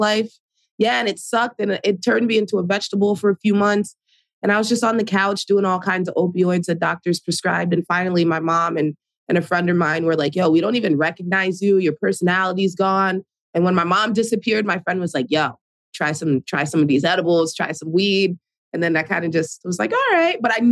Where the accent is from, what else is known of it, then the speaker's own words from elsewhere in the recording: New Jersey, United States; I'm in Jersey City, New Jersey, born and raised in Jersey